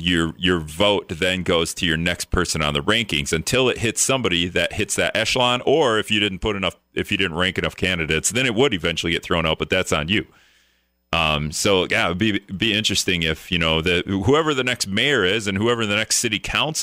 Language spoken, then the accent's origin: English; Greenville, United States; moved away as an adult; also born or lived in Stevens Point, Wisconsin / Winona, Minnesota; now in La Crosse, United States; I grew up in Greenville and then moved to Point